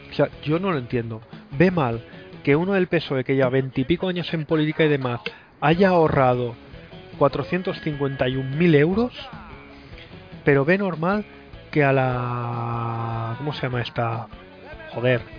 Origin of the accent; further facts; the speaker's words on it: Catalonia, Spain; Sin propuestas de nada, solo alegando al vivo en Cataluña toda la vida.